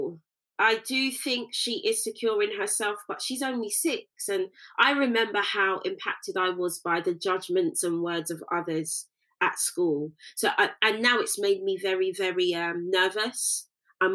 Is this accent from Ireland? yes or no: no; United Kingdom; I'm British born and bred